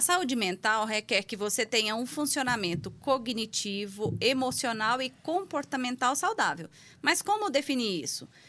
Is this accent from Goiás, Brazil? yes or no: yes; Goiás, Brazil; moved away as an adult; also born or lived in Goiânia; now in São Paulo, Brazil; há cinco anos em São Paulo, mas sou de Goiás